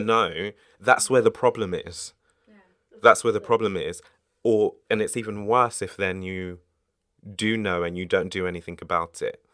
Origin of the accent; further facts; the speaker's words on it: United Kingdom; I'm British